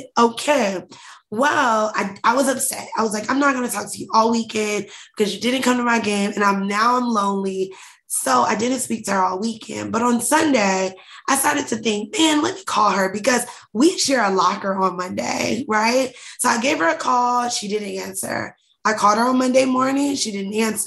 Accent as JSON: {"language": "English", "town": "Indianapolis", "region": "Indiana", "country": "United States", "tie": "born or raised there", "also_born_or_lived": "Atlanta", "said": "We were raised in Indianapolis, Indiana"}